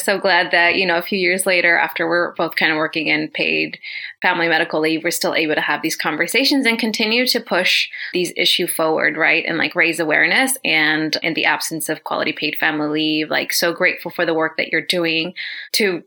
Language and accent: English; Oaxaca, Mexico; now in United States; I'm Zapotec from Oaxaca, Mexico, so pretty strong, pretty culturally rooted in that.